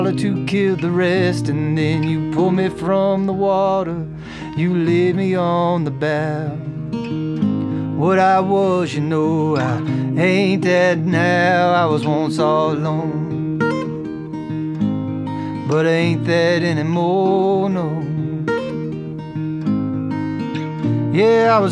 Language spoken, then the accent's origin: English; Kentucky, United States; moved away; also born or lived in Nashville / Los Angeles; I grew up in Kentucky